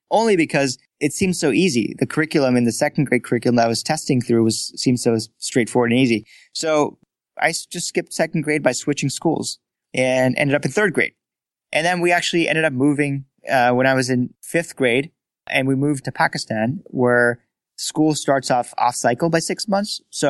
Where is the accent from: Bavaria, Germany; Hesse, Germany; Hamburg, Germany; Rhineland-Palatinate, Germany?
Hesse, Germany; Frankfurt; So I grew up in Frankfurt, Germany, and I started my academics in German school, actually.